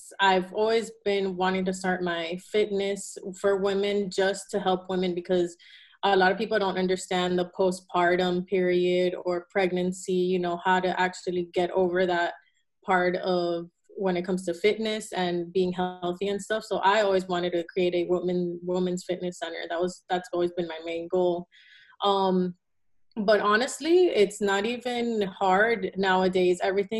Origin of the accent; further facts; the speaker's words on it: Miami, Florida, United States; also born or lived in Caracas, Venezuela; Yeah, so I was born in Caracas, Venezuela. I moved to Miami when I was 3, and I lived there the whole time of my life.